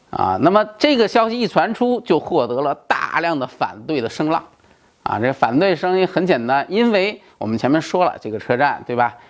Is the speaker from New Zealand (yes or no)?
no; China; 我们中国人又不是白痴